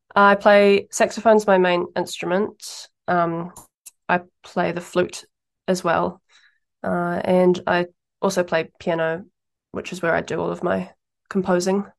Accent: Taupō, Waikato, New Zealand; now in Wellington, New Zealand; I grew up in Taupō

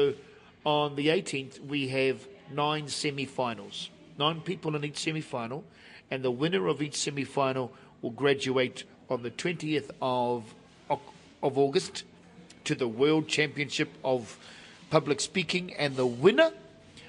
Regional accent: Rotorua, Bay of Plenty, New Zealand; Māori boy from Kautu, Rotorua, Bay of Plenty, North Island, New Zealand

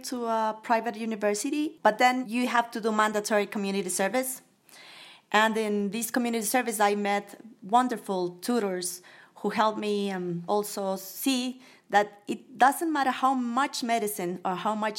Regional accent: Quito, Pichincha, Ecuador; I grew up in Quito. My father is from El Carchi, which is a northern province.

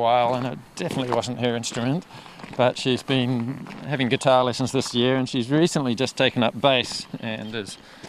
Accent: Auckland, New Zealand; moved away as an adult; also born or lived in Wellington / Dome Valley / Kauaeranga Valley, Thames; now in Thames, New Zealand; I grew up in Auckland.

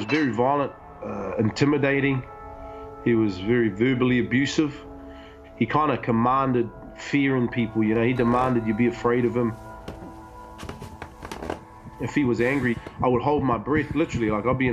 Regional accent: Hawke's Bay, New Zealand; I was raised in the Hawke's Bay

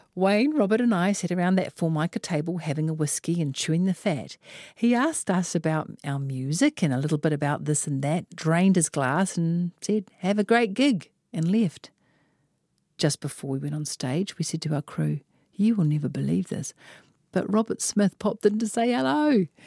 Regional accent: Auckland, New Zealand; I am from West Auckland

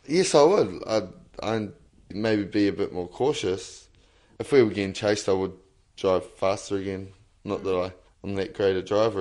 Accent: Lower Hutt, Wellington, New Zealand; I grew up in Lower Hutt, but I moved up here and I've sort of moved from different areas quite a lot

